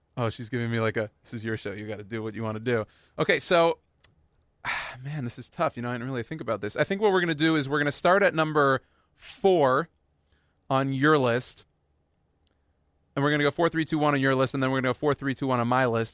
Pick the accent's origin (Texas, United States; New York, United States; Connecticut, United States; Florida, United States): Texas, United States; Houston; I was born and raised in Houston, Texas